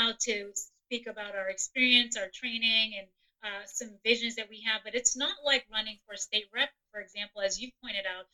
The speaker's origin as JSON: {"language": "English", "town": "New York City", "region": "New York", "country": "United States", "tie": "born or raised there", "moved": "yes", "lives_now": "Western Pennsylvania, United States", "said": "I am an immigrant. I grew up in Brooklyn, New York. I am a transplant to Western PA"}